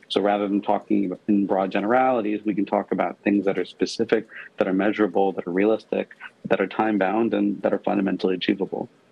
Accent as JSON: {"language": "English", "country": "Pakistan", "tie": "born or raised there", "moved": "yes", "said": "I grew up in Pakistan"}